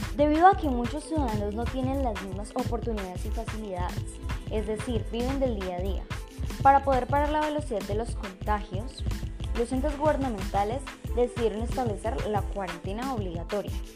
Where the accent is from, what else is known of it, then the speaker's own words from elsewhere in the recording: Colombia; nuestra forma de hablar son tan solo algunas de las características que nos reconocen como colombianos